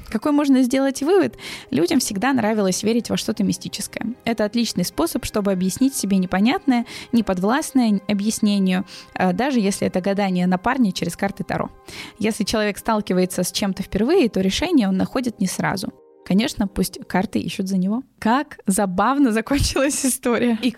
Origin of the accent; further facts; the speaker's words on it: Voronezh, Voronezh Oblast, Russia; Из Воронежа.